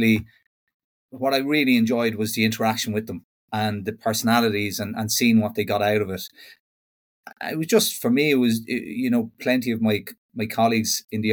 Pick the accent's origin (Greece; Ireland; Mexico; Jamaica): Ireland; Kells, Leinster; moved away as an adult; now in West of Ireland, Ireland; I'm originally from Kells in Meath and relocated over to the west of Ireland a little bit over 15 years ago